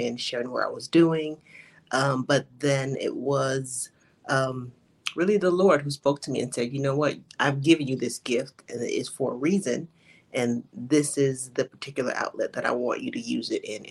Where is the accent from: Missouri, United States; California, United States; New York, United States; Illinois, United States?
Illinois, United States; Chicago; moved away as an adult; now in Atlanta, United States; So I am originally from Chicago, but I currently live in Atlanta.